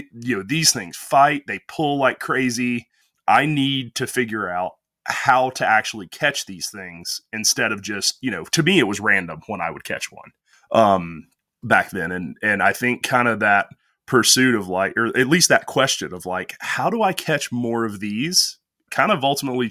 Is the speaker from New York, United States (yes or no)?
no; Alabama, United States; Well, so I'm from North Alabama, which certainly isn't known for our fly fishing.